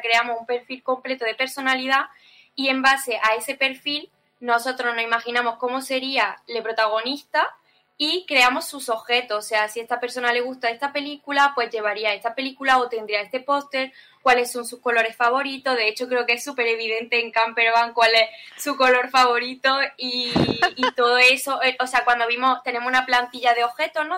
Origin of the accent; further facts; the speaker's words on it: Andalusia, Spain; como andaluces que somos españoles